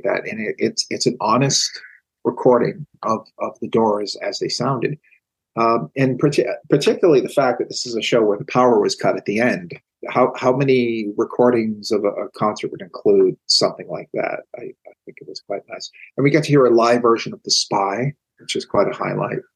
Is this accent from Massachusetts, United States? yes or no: yes; Boston, Massachusetts, United States; As a Bostonian